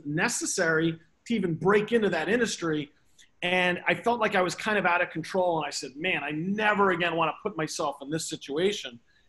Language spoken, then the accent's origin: English; New York, United States; I come from New York. I come from a middle class background.